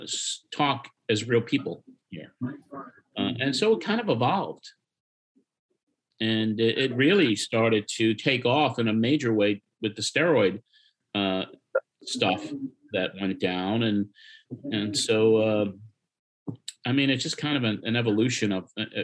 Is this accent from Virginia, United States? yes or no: no; Long Island, New York, United States; now in Nashville, United States; I'm from Long Island